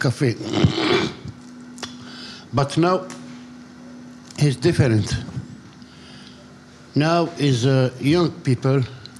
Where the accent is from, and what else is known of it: Tangier, Tanger-Tetouan-Al Hoceima, Morocco; born or raised there